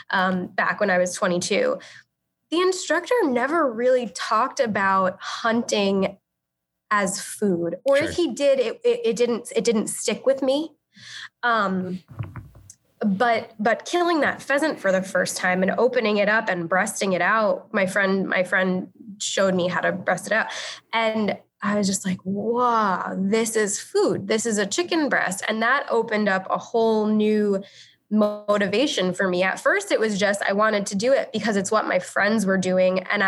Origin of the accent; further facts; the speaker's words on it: Long Island, New York, United States; I grew up on Long Island